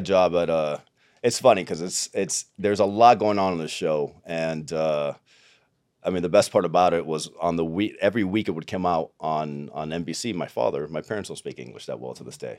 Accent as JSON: {"language": "English", "town": "Tampa", "region": "Florida", "country": "United States", "tie": "born or raised there", "also_born_or_lived": "Cuba / Miami / Los Angeles", "moved": "as an adult", "said": "I grew up in Tampa."}